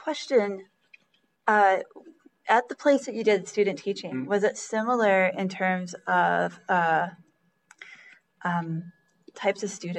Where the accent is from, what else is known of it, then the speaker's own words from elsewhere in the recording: Oklahoma, United States; moved away; I came from Oklahoma, and my high school was one of the middle to lower sized ones. So we had 900 people in my high school total.